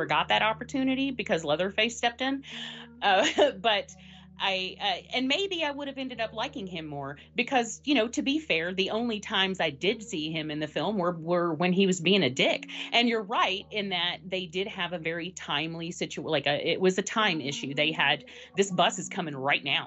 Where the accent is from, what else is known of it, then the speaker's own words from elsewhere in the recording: the South, United States; I'm from the South